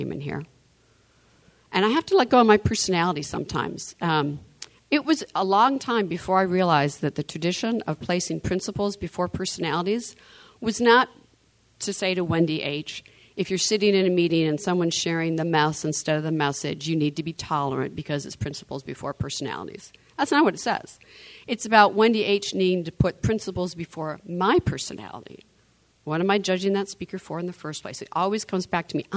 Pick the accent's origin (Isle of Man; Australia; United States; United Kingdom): United States; Michigan; I'm from Michigan.